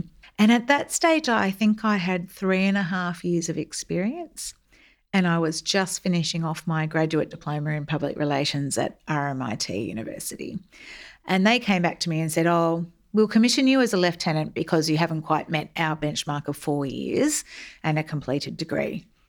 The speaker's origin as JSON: {"language": "English", "town": "Melbourne", "region": "Victoria", "country": "Australia", "tie": "born or raised there", "said": "I grew up in Melbourne, in the southeastern suburbs in the 70s and 80s. And it was an idyllic Australian childhood filled with long summers at the local pools"}